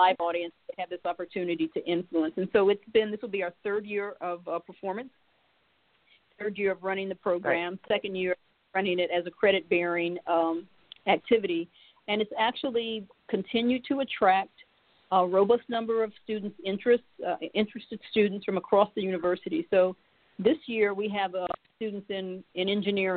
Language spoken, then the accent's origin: English; Springfield, Ohio, United States; I grew up in Springfield, Ohio